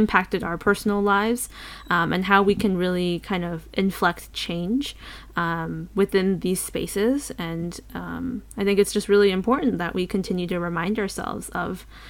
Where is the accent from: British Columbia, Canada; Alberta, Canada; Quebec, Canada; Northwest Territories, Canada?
British Columbia, Canada; I am a second generation Canadian immigrant. My ancestry and my background, I am Chinese on both sides, and I am a settler on these territories commonly known as British Columbia, Canada.